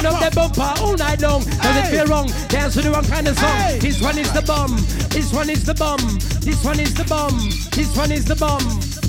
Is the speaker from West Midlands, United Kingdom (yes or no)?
no; London, United Kingdom; This is the HLC, yeah? And we come all the way from North London to Kent.